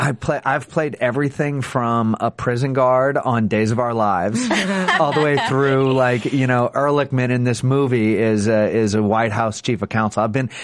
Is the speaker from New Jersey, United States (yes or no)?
no; New Orleans, Louisiana, United States; And I'm originally from New Orleans